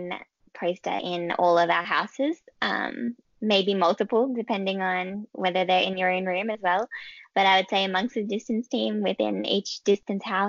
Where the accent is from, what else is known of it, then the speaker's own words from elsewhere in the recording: Albion Park, New South Wales, Australia; I grew up in Albion Park, which is it's got 90 minutes south of Sydney